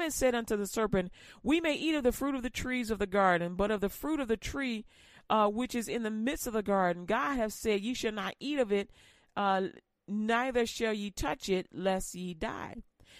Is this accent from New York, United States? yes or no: no; Louisiana, United States; But, you know, I'm from Louisiana, so she be trying.